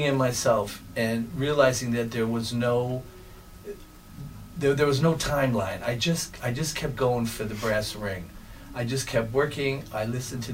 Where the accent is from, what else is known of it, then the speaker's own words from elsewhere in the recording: Chicago, Illinois, United States; moved away as an adult; now in Milwaukee, United States; I was born and raised in Chicago, and in 1983, I got an opportunity to move up to Milwaukee, Wisconsin for a teaching position